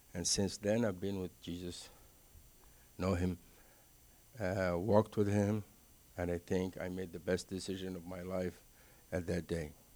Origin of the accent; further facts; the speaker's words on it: Cairo, Cairo Governorate, Egypt; English is a second language; moved away; born and raised in Egypt, Cairo. Uh, I actually lived about fifteen minutes from the pyramids.